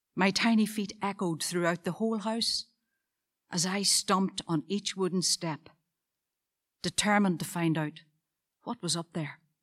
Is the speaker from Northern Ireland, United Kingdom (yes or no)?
yes; Moneymore, Northern Ireland, United Kingdom; a council house on a brand new estate in my hometown of Moneymore.